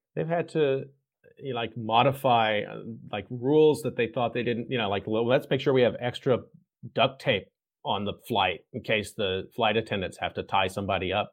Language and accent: English; Texas, United States; I'm from Texas.